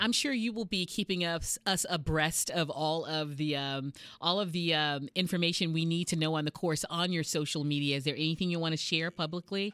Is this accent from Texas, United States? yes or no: yes; Texas, United States; moved away; you're my fellow Texan